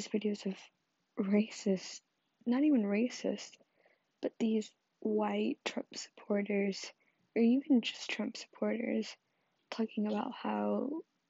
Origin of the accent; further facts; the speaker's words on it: United States; my growing up as a Hispanic person in America. A little bit background on myself is that I am Mexican American, first gen, so my parents were born in Mexico